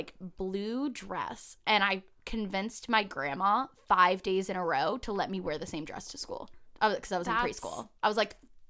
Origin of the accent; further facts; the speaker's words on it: California, United States; also born or lived in New York; So I was born in New York, and then we moved to an apartment here in Southern California.